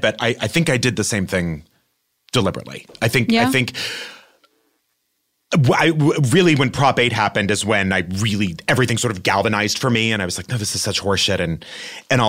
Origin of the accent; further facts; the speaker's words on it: El Paso, Texas, United States; also born or lived in New York; now in Los Angeles, United States; growing up in El Paso, Texas